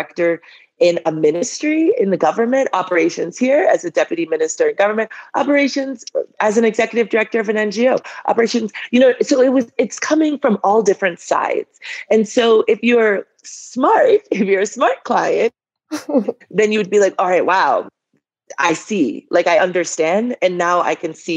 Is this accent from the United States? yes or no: yes; Boston, Massachusetts, United States; moved away as an adult; also born or lived in Liberia; At age 5, my father goes to do his master's in Boston. And my family goes with him